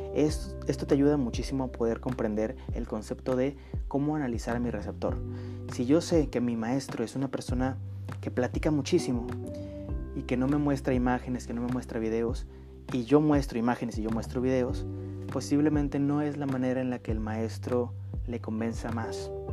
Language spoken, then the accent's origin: Spanish; northern Mexico, Mexico; accent: northern Mexican; yo soy del norte de, norte de México. Todas las personas del norte de México tenemos nuestro propio acento